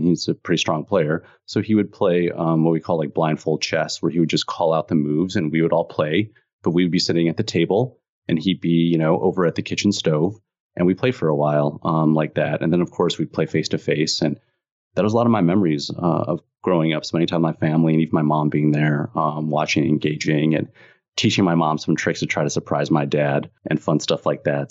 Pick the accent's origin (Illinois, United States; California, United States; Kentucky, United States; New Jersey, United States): Illinois, United States; I grew up in Illinois, so it was cold